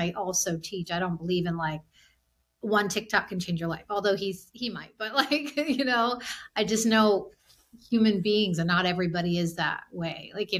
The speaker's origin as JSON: {"language": "English", "country": "India", "said": "It's just, I'm from India. My husband's from Sri Lanka."}